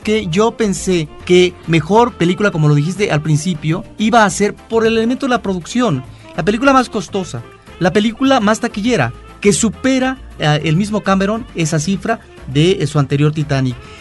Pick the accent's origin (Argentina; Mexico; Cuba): Mexico